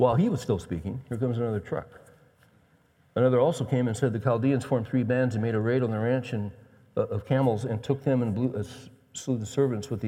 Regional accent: West Coast, United States; I grew up on the West Coast

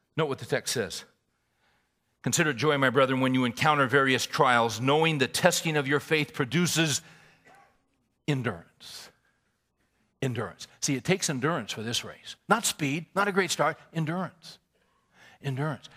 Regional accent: California, United States; moved away as an adult; also born or lived in Little Rock, Arkansas; I was born and raised in California.

